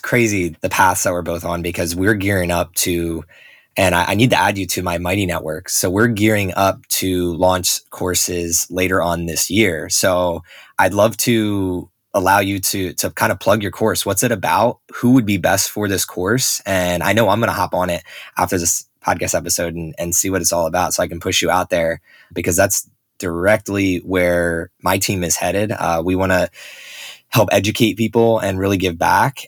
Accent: Northeast, United States; where I grew up on the Northeast

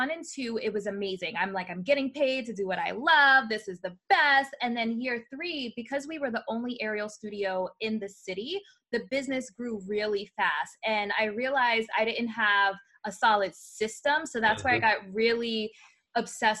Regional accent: New York City, New York, United States; now in Florida, United States; I was born in the Bronx, New York

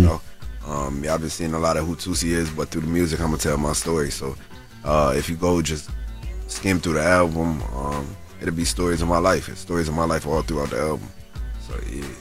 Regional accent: Syracuse, New York, United States; my hometown, hometown, like in Syracuse

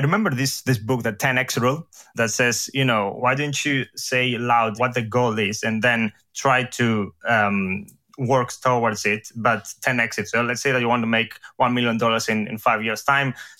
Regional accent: Greece; English is a second language; moved away as an adult; also born or lived in Edinburgh, United Kingdom; now in London, United Kingdom; I come from Greece. So here's, you know, where this accent comes from.

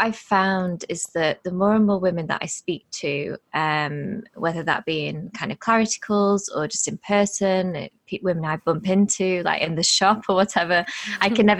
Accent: England, United Kingdom; born and bred in England

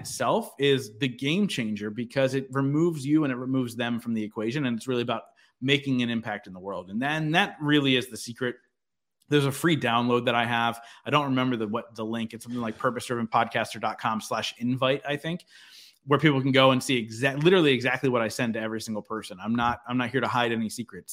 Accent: Philadelphia, Pennsylvania, United States; I'm from the Philadelphia area

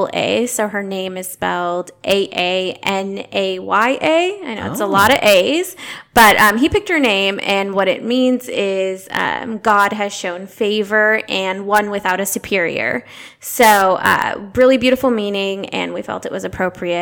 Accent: Diamond Bar, California, United States; am a native to Southern California. I grew up in Diamond Bar, so that's about 30 minutes away from here

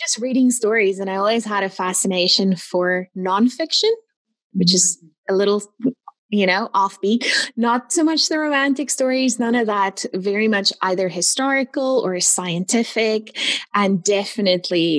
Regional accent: Pretoria, Gauteng, South Africa; moved away as an adult; also born or lived in Namibia; now in Kitchener, Canada; I was born in South Africa, Pretoria, South Africa. And then when I was 21, we immigrated to Canada

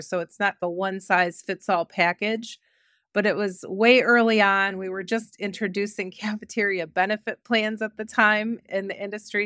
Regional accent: Cleveland, Ohio, United States; I grew up in Cleveland, Ohio

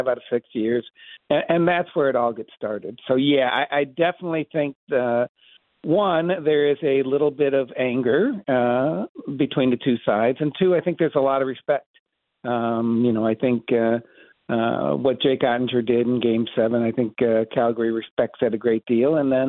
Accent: Michigan, United States; moved away as an adult; now in Texas, United States; I grew up in Michigan, and I lived in the basement

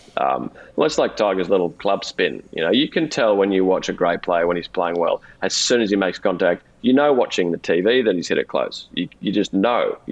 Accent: Australia; accent: Australian; There's a little bit of an Australian edge to mine

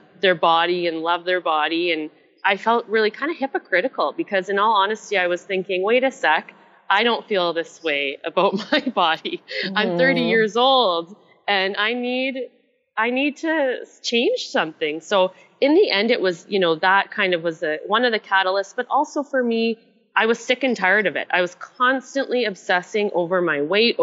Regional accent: Canada; accent: Canadian; moved away as an adult; also born or lived in Asia / Melbourne, Australia; I'm originally Canadian

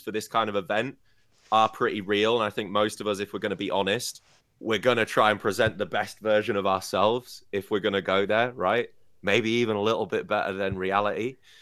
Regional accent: Scarborough, Yorkshire and the Humber, United Kingdom; now in Beijing, China; I'm from Scarborough, a small seaside town in the U K.

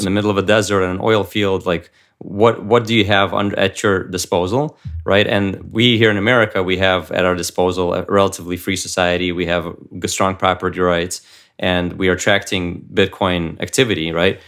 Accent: United States; also born or lived in Ukraine; I came here, uh, to the United States when I was seven, uh, with my family.

